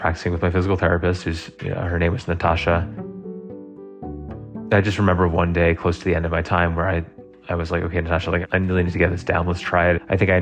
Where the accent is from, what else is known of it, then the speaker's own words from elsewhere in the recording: New York City, New York, United States; now in Colorado, United States; I'm originally from Brooklyn, New York